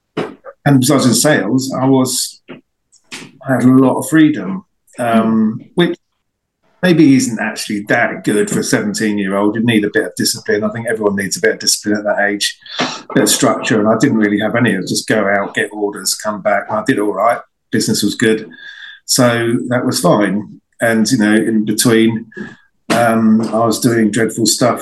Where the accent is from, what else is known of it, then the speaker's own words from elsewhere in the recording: High Wycombe, South East England, United Kingdom; also born or lived in Marlow; where I grew up in the High Wycombe area